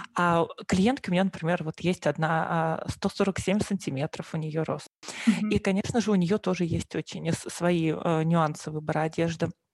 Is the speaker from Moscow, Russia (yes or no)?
yes; Moscow, Russia; moved away as an adult; now in Germany; вообще я приехала из Москвы, то есть родилась и выросла в Москве.